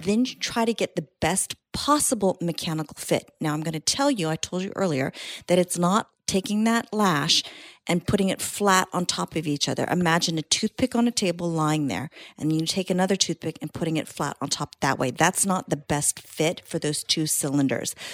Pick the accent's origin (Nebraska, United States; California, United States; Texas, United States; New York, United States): California, United States; San Jose; now in Southern California, United States; I grew up in Northern California, uh, San Jose